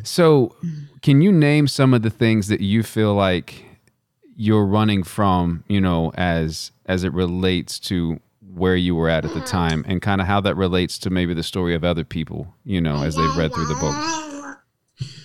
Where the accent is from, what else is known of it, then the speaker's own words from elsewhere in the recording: West Texas, United States; I'm from West Texas